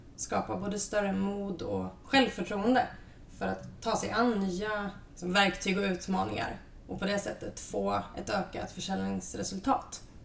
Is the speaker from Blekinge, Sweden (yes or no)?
no; Östergötland, Sweden; moved away; also born or lived in Lund; jag är en envis östgöte i grunden